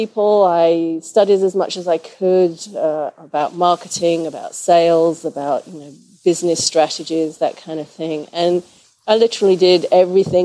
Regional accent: England, United Kingdom; moved away as an adult; also born or lived in St. Louis, Missouri / Boise, Idaho; now in Portland, United States; I'm originally from England. I moved with my husband to the U.S. in 94

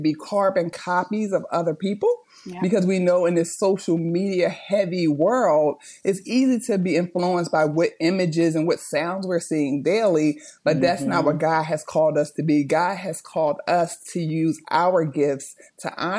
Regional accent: Chester, Pennsylvania, United States; now in Delaware, United States; I am from Chester, Pennsylvania, which is a small city outside of Philadelphia, but I am a resident of Delaware

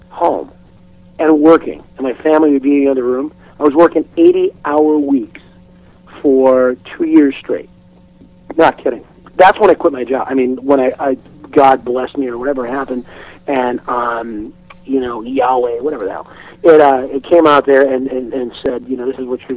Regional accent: Seattle, Washington, United States; I'm from Seattle

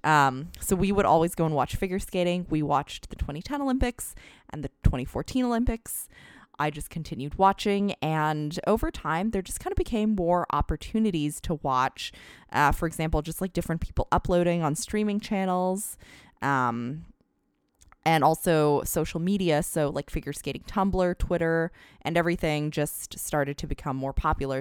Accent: Alberta, Canada; now in San Francisco Bay Area, United States; I was originally born and raised in Alberta in Canada.

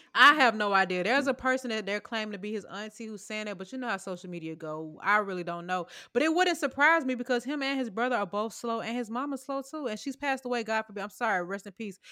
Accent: Sandy Springs, Georgia, United States; I know my hood, baby. Sandy Springs, stand up

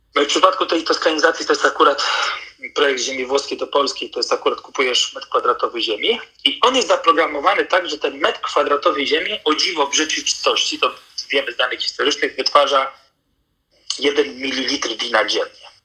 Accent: North Macedonia; moved away; Ja sam się urodziłem w Macedonii

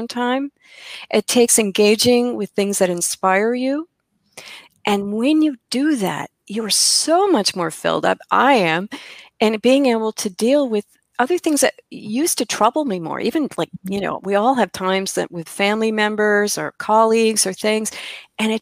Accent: Midwest, United States; I'm from the Midwest. We still say girls.

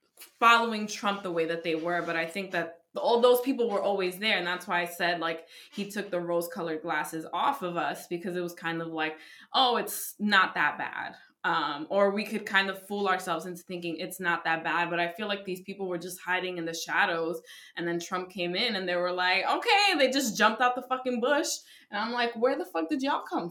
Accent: New York City, New York, United States; as a New Yorker, which is like specifically New York City

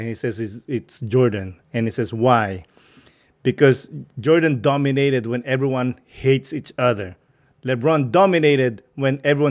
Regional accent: Rizal, Calabarzon, Philippines; I'm from Rizal, which is like south of Manila.

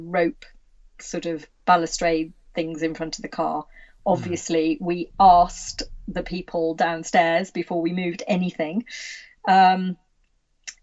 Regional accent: Worcestershire, West Midlands, United Kingdom; I'm from Worcestershire too

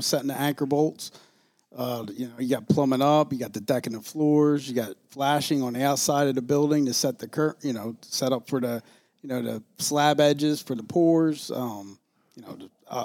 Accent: Philadelphia, Pennsylvania, United States; I grew up in North Philly, Kensington area, went to North Catholic

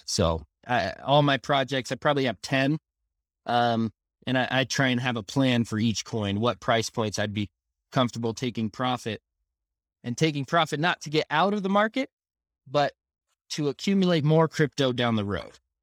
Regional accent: Southern California, United States; moved away as an adult; now in Utah, United States; I was raised in Southern California, um, and, uh, I've been here in Utah for eight years now

